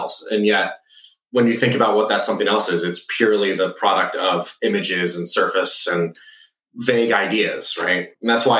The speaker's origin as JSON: {"language": "English", "region": "Southeast Texas", "country": "United States", "tie": "born or raised there", "moved": "yes", "said": "I grew up in Southeast Texas in a town 2 hours from anything good"}